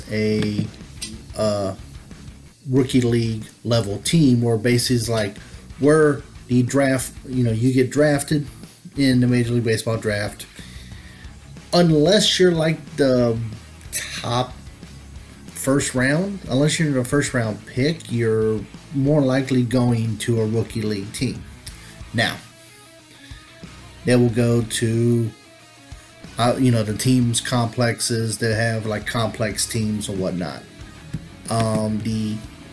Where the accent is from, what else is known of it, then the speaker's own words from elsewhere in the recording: Burlington, North Carolina, United States; I grew up close to Burlington, North Carolina.